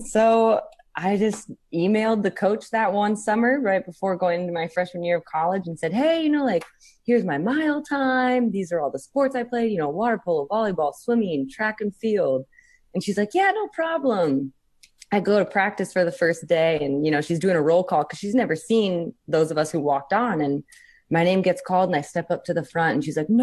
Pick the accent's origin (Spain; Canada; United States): United States; they start us in elementary in the States here right around 4th grade